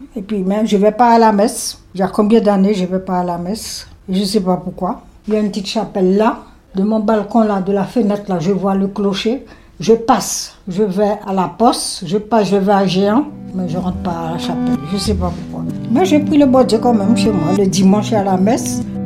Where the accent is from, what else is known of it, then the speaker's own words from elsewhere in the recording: Saint-Laurent-du-Maroni, French Guiana; moved away as an adult; now in Paris region, France; Je suis née à Saint-Laurent et j'ai 72 ans